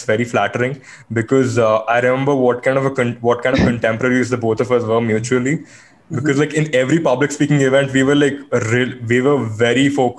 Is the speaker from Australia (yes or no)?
no; Oman; we a very recurring theme of our podcast is us trying to embrace our culture of having born and brought up in Middle East, right? So the point is like, yep, we grew up and we're like, yes, we have Indians in Oman